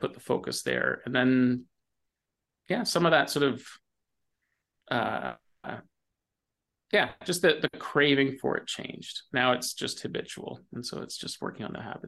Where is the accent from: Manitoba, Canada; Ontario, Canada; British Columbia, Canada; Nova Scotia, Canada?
Ontario, Canada; I grew up in Ontario in the 80s